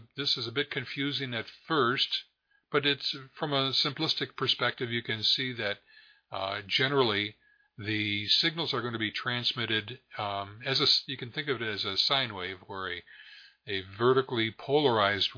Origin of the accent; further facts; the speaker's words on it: Rochester, New York, United States; growing up in the Rochester, New York area